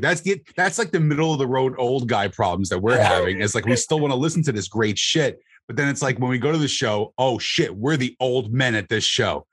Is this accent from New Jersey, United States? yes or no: yes; Bayonne, New Jersey, United States; moved away as an adult; also born or lived in Union City, New Jersey; now in Central New Jersey, United States; I lived in Hudson County my entire life. So I was in uh, Union City and then Bayonne.